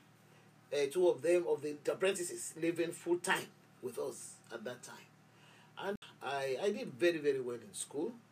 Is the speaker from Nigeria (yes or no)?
yes; Lagos, Nigeria; I was born in Yaba, Lagos. And that's where I grew up